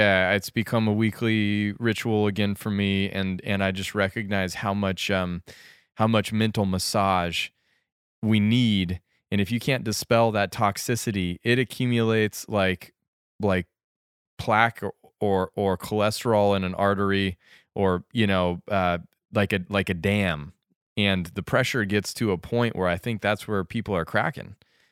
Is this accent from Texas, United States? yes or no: no; Western Colorado, United States; Growing up in Colorado, on Western Colorado